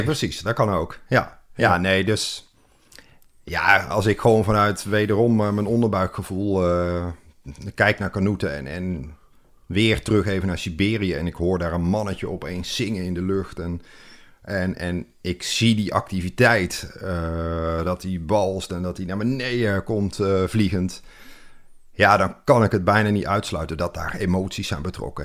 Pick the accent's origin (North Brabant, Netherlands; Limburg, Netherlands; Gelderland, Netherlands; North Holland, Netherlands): North Brabant, Netherlands; Moergestel; ik kom uit Brabant. Oh. Eh, Midden-Brabant.